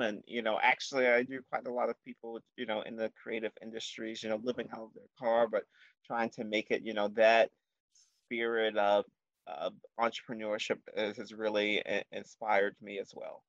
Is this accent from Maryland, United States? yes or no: yes; Baltimore, Maryland, United States; I am born and raised in Baltimore, but I moved around a bit